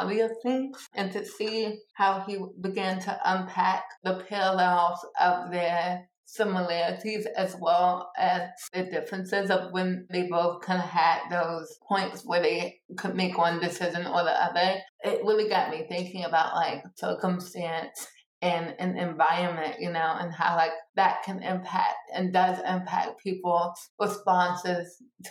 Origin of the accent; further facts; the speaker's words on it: Maryland, United States; now in Washington, D.C., United States; I was born in Washington, D.C. and raised in Maryland